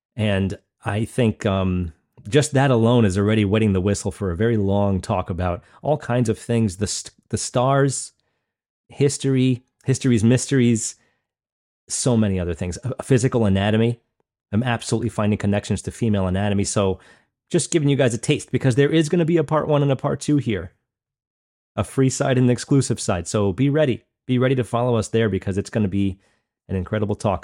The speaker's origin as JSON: {"language": "English", "area": "East Coast", "region": "New York", "country": "United States", "tie": "born or raised there", "said": "where I grew up in New York, East Coast, U S"}